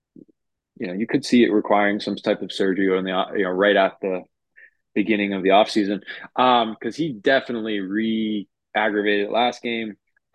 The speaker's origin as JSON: {"language": "English", "region": "Maine", "country": "United States", "moved": "yes", "said": "I'm from Maine"}